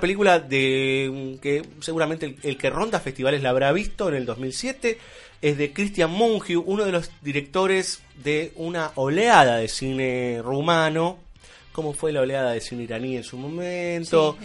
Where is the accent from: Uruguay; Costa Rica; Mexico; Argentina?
Argentina